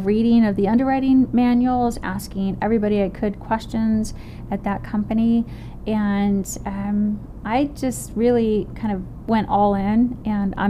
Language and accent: English; Arizona, United States; I'm from Arizona